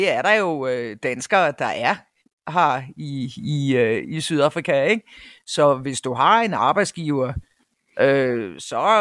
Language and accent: Danish; Denmark; moved away as an adult; now in South Africa; var repræsentant for Danes Worldwide i, i, øh, i min provins i, i KwaZulu-Natal i nogle år. Øh, men vi er så få danskere i den her provins